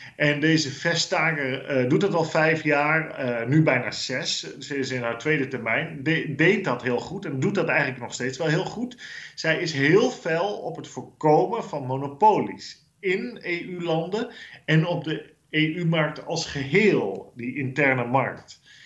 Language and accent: Dutch; Netherlands; now in Brussels, Belgium; als Nederlanders